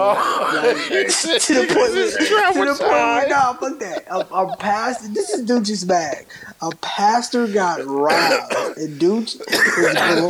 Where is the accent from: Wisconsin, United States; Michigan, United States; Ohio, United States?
Wisconsin, United States; Milwaukee; I'm from Milwaukee, though.